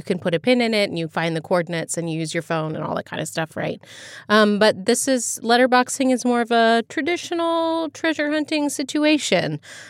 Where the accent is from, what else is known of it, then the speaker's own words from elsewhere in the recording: Ohio, United States; You know, where I grew up in Dartmoor. Just outside of Dayton, Ohio.